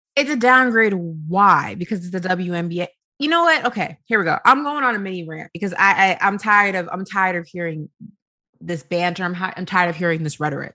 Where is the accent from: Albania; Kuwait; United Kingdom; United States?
United States; New York; I'm from New York